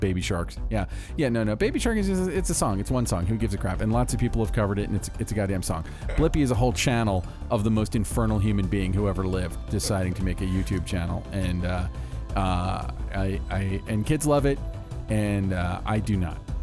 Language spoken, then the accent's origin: English; Orlando, Florida, United States; growing up in Orlando